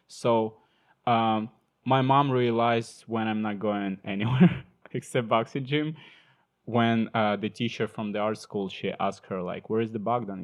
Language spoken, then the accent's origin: English; Ukraine; English is a second language; moved away as an adult; also born or lived in Sumy, Ukraine; when I moved from my hometown to other city, it's like Central Ukraine, Cold Sumy